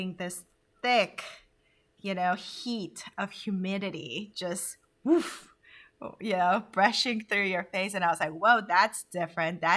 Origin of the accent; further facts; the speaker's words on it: Honduras; also born or lived in Korea; now in United States; growing up in Honduras.